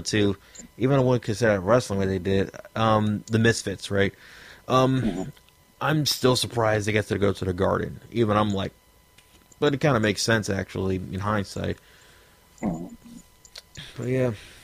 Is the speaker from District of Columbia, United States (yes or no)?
yes; Washington, District of Columbia, United States; my hometown, D.C.